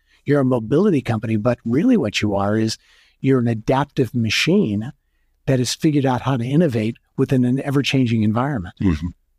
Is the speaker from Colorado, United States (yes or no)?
no; California, United States; As a Californian.